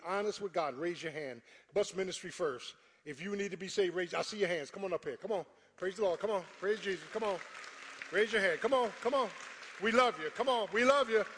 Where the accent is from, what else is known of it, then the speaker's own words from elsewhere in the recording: Philadelphia, Pennsylvania, United States; I'm from Philly. I'm a Philly boy